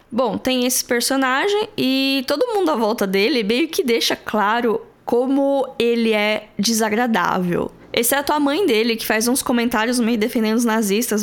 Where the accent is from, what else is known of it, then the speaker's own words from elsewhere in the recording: Brazil; nós brasileiros